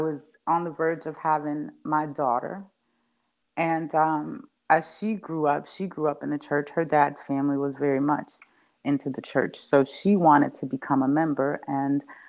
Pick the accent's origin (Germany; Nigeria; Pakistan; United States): United States; New York City, New York; now in North Carolina, United States; I grew up in the Bronx.